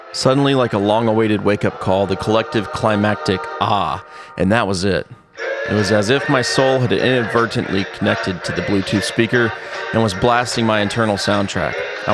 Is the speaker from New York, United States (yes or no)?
no; California, United States; There's not a lot in my background or upbringing, aside from growing up in California, that predisposes me to loving their music.